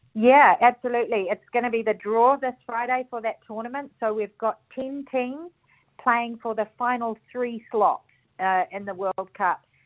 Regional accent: New Zealand; being a Kiwi

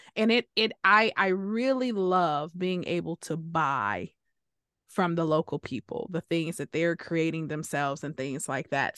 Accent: Detroit, Michigan, United States; we came from Detroit

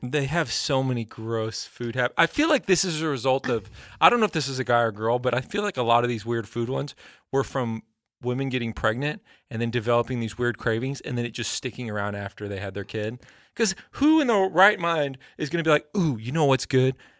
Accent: Texas, United States; I grew up in Texas.

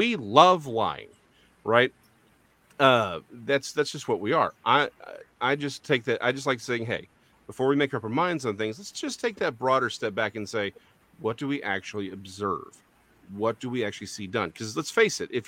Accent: Texas, United States; I'm a Texan

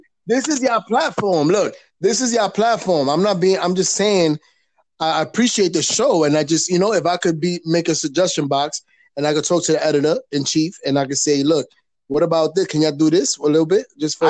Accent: New York City, New York, United States; I'm from Harlem.

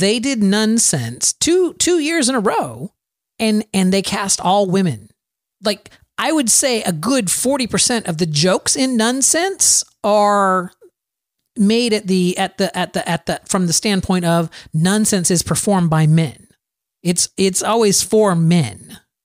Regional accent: Plant City, Florida, United States; my hometown, Plant City, Florida

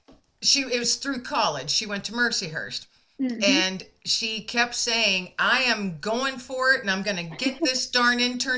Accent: near Erie, Pennsylvania, United States; I'm from Pennsylvania as well. That's where I'm at.

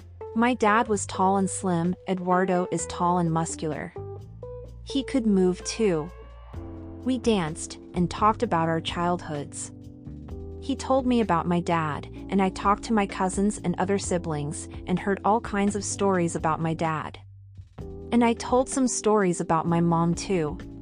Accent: New York City, New York, United States; So, as a kid, I remember growing up in Washington Heights, New York City, and then in the summer, we would go to DR and see my mom's family

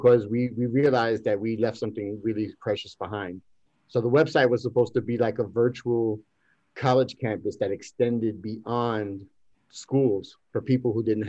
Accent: New York, United States; also born or lived in Bayamón / Dorado / Loíza; I'm from East New York. I'm from East New York, but I was raised part of my life in Puerto Rico, Bayamón, Dorado, and Loíza.

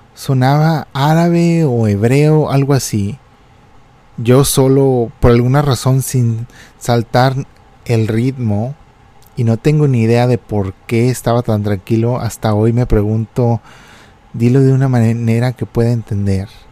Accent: Reynosa, Tamaulipas, Mexico; moved away; yo estaba en la frontera de México

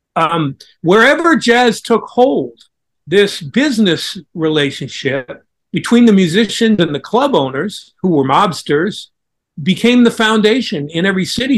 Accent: Pacific Northwest, United States; I grew up in the Pacific Northwest

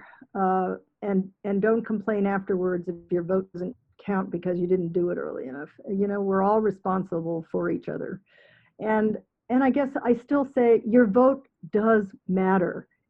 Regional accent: San Francisco, California, United States; now in Connecticut, United States; I'm from San Francisco

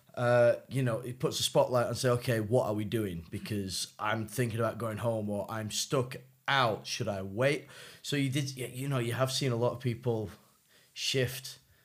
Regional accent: United States; now in China; I am also from the United States

